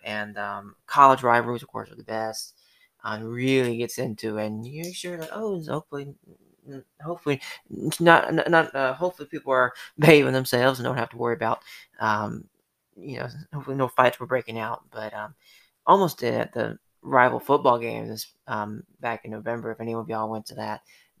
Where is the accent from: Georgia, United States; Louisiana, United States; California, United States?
Georgia, United States; Atlanta; now in Sylvania, United States; I'm from Atlanta, and so there is no FFA, you know, I want to say we had 4-H in high school and middle school